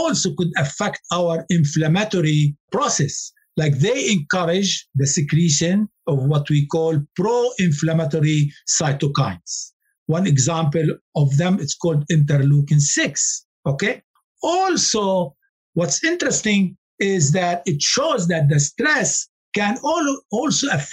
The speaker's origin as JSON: {"language": "English", "country": "Lebanon", "said": "I come from Lebanon"}